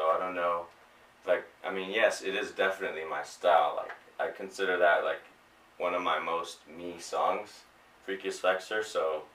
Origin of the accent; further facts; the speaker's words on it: Pomona, California, United States; I'm from Pomona